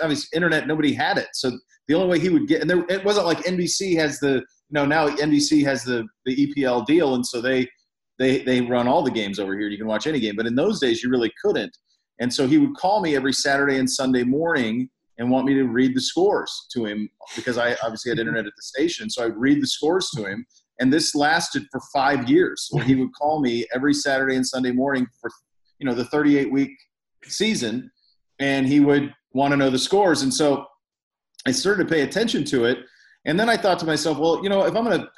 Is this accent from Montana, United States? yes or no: yes; Montana, United States; now in Ohio, United States; I grew up in Montana, which is west of here.